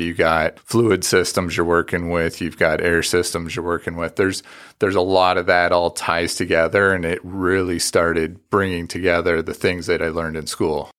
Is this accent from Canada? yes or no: yes; Canada; moved away; I grew up out in a farm in the country, and I'm originally from Canada